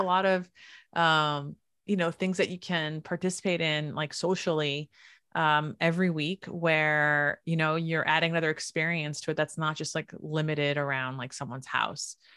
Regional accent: Alonissos, Thessaly, Greece; which is the island that I'm from

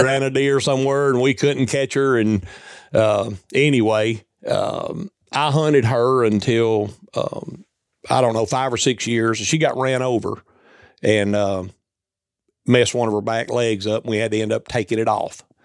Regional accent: Bass Springs, Tennessee, United States; from Bass Springs, Tennessee, as you mentioned, I've been there my entire life. Uh, I'm within five miles of where I was born and raised

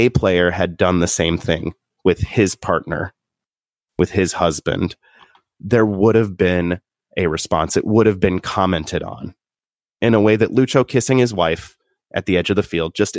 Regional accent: Southern Indiana, United States; Growing up in Southern Indiana

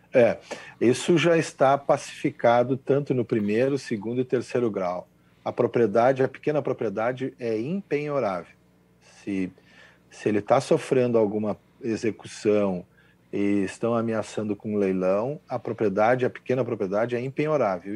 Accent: Dom Pedrito, Rio Grande do Sul, Brazil; eu sou lá da fronteira com o Uruguai, eu sou lá de Dom Pedrito.

